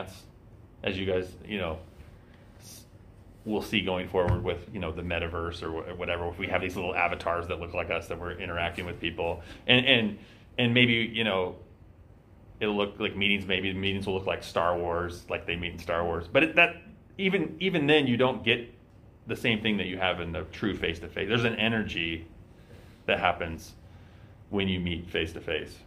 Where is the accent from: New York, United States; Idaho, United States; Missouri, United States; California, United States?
Idaho, United States; Eastern; I grew up in Eastern Idaho